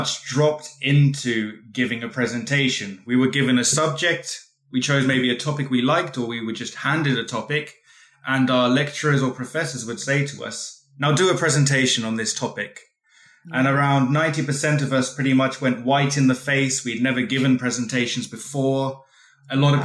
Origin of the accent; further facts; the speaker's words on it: London area, United Kingdom; moved away as an adult; also born or lived in Norway; now in Sweden; I am originally from England, Great Britain, so just from a London area